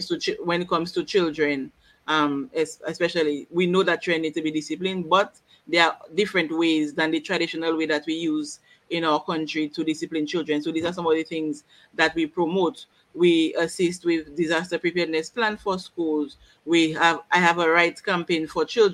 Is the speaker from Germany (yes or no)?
no; Woodford Hill, Saint Andrew, Dominica; I'm from Woodford Hill.